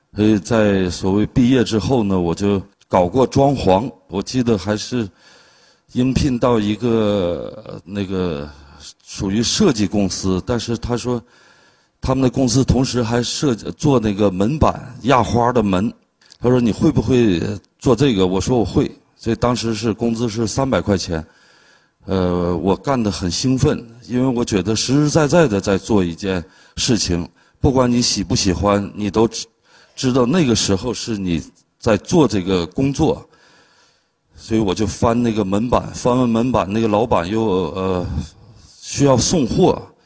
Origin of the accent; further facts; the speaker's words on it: China; moved away as an adult; also born or lived in Harbin; 到了十八岁的时候，我就离开了大兴安岭，离开了家，去了哈尔滨去学画儿